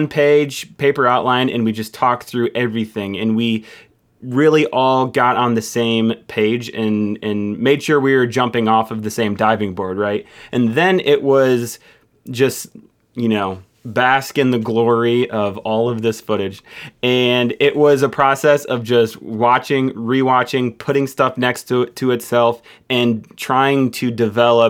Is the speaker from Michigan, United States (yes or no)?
yes; Michigan, United States; I'm from Michigan